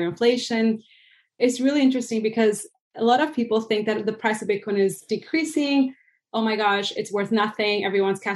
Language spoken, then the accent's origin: English; Venezuela; moved away; I'm originally from Venezuela